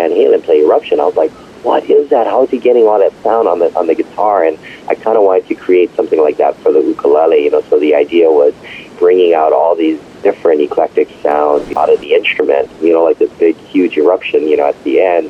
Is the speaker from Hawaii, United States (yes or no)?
yes; Hawaii, United States; I was born and raised in Hawaii